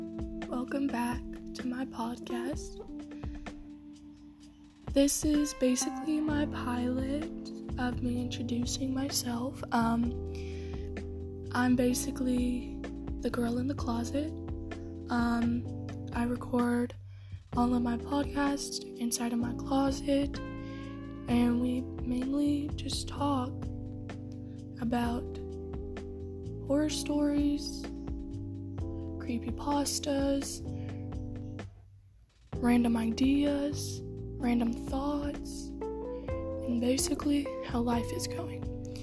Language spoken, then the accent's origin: English; Texas, United States; I'm from Texas.